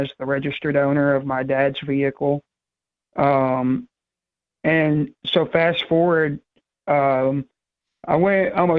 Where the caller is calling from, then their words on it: New Hampshire, United States; I was calling from Waconia, New Hampshire.